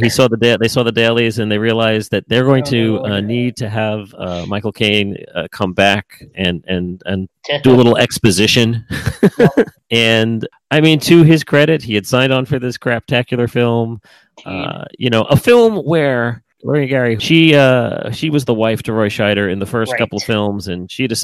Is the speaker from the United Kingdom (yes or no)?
no; Australia; I'm Australian, it rhymes.